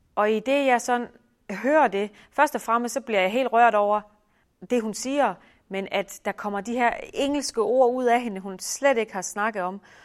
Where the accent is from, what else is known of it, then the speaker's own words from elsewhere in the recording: Denmark; moved away as an adult; hjemme i Danmark